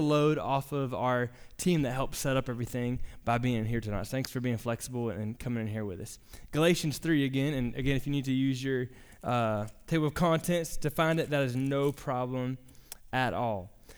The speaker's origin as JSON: {"language": "English", "town": "Jacksonville", "region": "Florida", "country": "United States", "tie": "born or raised there", "said": "my wife and I grew up in Jacksonville, Florida, near the beach."}